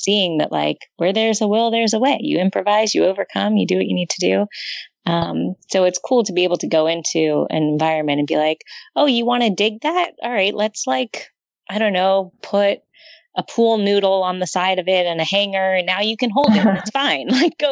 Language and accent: English; Los Angeles, California, United States; I grew up in Southern California in LA area, in the valley